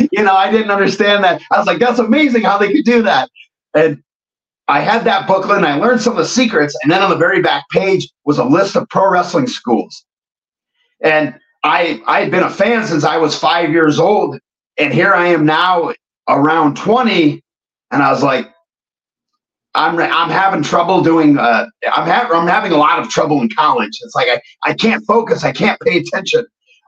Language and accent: English; Watkins, Iowa, United States; also born or lived in Cincinnati, Ohio; I'm born and raised in Watkins, Iowa